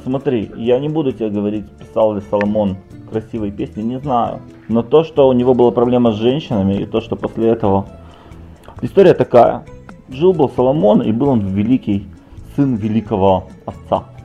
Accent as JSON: {"language": "Russian", "town": "Odesa", "region": "Odesa Oblast", "country": "Ukraine", "said": "я же из Одессы"}